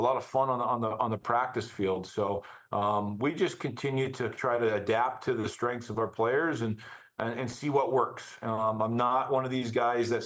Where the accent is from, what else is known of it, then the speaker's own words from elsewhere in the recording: Burnaby, British Columbia, Canada; now in Denver, United States; growing up in Burnaby, British Columbia